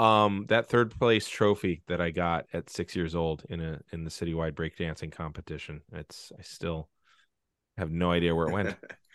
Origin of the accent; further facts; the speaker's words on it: San Francisco, California, United States; Cause I was just thinking about growing up in San Francisco, I lived in a behind a building that had basically fallen apart